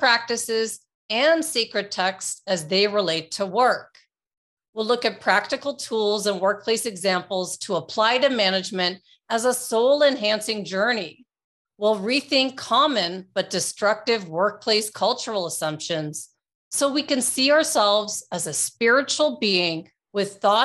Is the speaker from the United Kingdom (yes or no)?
no; Canada; moved away; which I still consider my home country because I grew up in Canada